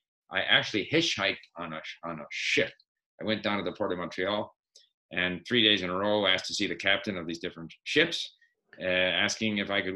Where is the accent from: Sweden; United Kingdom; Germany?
Sweden; born there; So I was born in Sweden.